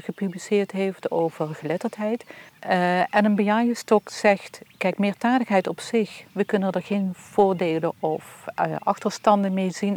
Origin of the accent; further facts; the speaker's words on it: Heerlen, Limburg, Netherlands; first language Dutch; ik ben geboren en getogen in de kolonie